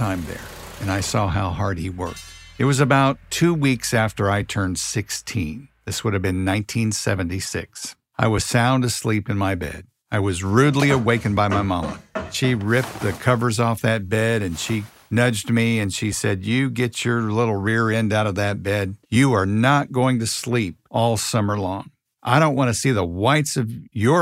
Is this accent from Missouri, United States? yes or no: yes; Kansas City, Missouri, United States; I grew up in Kansas City